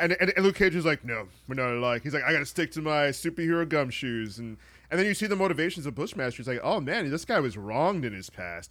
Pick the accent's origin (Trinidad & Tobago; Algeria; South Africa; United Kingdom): Trinidad & Tobago; I'm from Trinidad